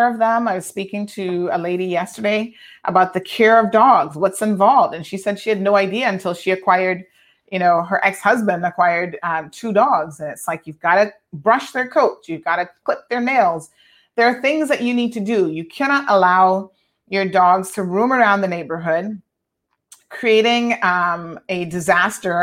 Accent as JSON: {"language": "English", "town": "Tampa", "region": "Florida", "country": "United States", "tie": "born or raised there", "moved": "yes", "lives_now": "Cayman Islands", "said": "a dog named Prince that I grew up with in Tampa"}